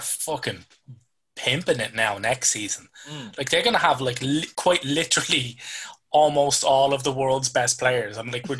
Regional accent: Ireland; I'm Irish.

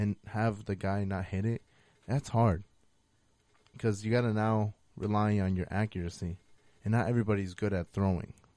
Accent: United States; I am American

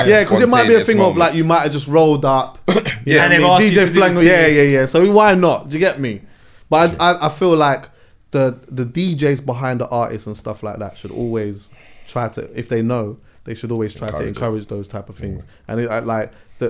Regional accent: Jamaica; See, like, as a Jamaican as well, yeah.

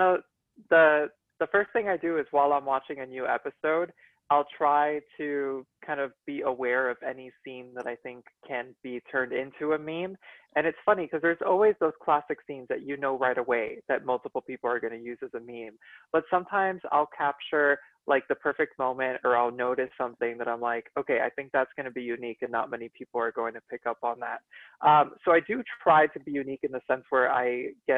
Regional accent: Miami, Florida, United States; moved away as an adult; now in Washington, D.C. area, United States; I was born and raised in Miami, and I just moved to the DC area 2 years ago

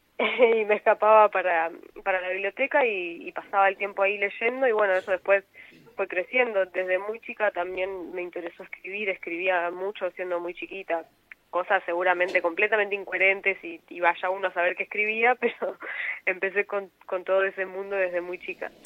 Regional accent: Mar del Plata, Buenos Aires Province, Argentina; yo soy de Mar del Plata, vivo en la parte sur de Mar del Plata

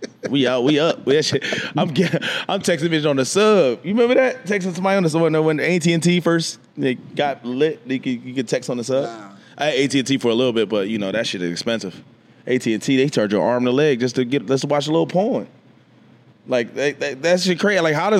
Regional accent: Philadelphia, Pennsylvania, United States; Northeast kid, surprise. I grew up in Nicetown. Shout out to Nicetown. I grew up in North Philly, 16th and Winghagen. Went to Gratz.

